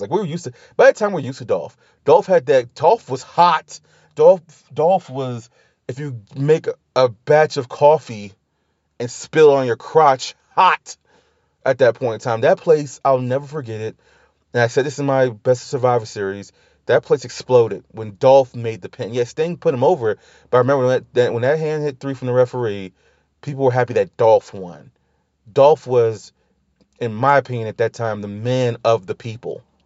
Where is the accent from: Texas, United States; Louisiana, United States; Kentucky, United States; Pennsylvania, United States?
Louisiana, United States; New Orleans; I'm from New Orleans. We celebrate life. We celebrate death. You know, we second line